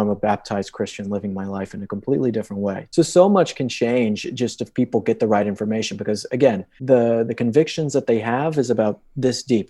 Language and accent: English; Colorado, United States; I grew up in Colorado my entire life